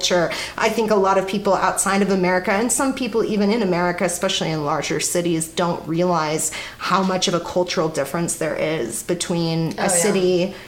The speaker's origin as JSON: {"language": "English", "town": "Kansas City", "country": "United States", "tie": "born or raised there", "said": "I grew up in Kansas City"}